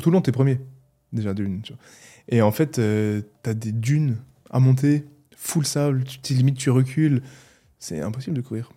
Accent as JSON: {"language": "French", "town": "Mulhouse", "region": "Grand Est", "country": "France", "tie": "born or raised there", "accent": "Alsatian", "said": "Je suis né à Mulhouse, je suis resté autour de Mulhouse"}